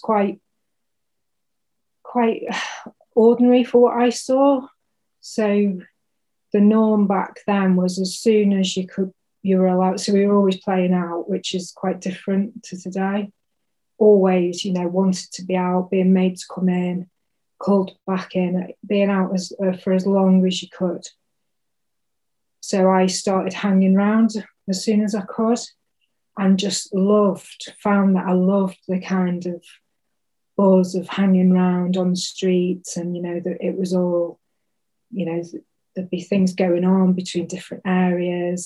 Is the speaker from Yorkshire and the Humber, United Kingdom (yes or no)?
no; Bromborough, North West England, United Kingdom; so I was born on the Wirral, Merseyside, so I'm technically a plastic Scouser